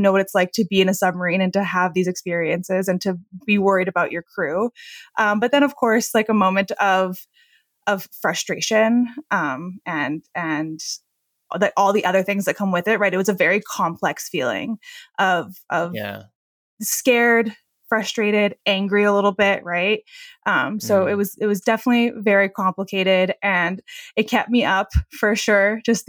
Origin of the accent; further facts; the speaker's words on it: United States; So I am. Yeah. I try and pass as a Canadian, especially traveling abroad.